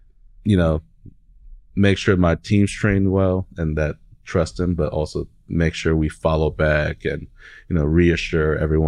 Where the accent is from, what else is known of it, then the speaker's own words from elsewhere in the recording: Seattle, Washington, United States; now in Oklahoma, United States; I'm from Seattle. I mean, we got hills everywhere, mountains everywhere.